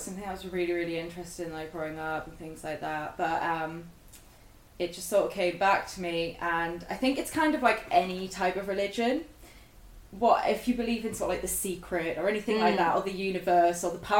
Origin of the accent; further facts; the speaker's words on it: Sunderland, North East England, United Kingdom; So I'm originally from Sunderland, and I grew up there.